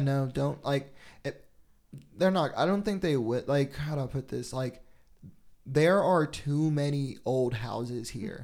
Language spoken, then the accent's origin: English; Jackson, Tennessee, United States; also born or lived in Seattle / Memphis; now in Nashville, United States; I'm from Jackson, Tennessee, and, like, that's between Memphis and Nashville. And growing up in Tennessee, Nashville was not a thing